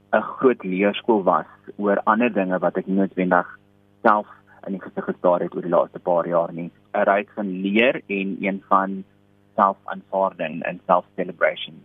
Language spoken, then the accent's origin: Afrikaans; South Africa; ons ervarings as gay Afrikaanse Suid-Afrikaners